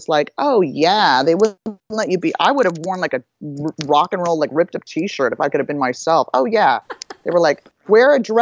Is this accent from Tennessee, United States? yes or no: no; Los Angeles, California, United States; I was born and raised in Hollywood, Beverly Hills, Laurel Canyon area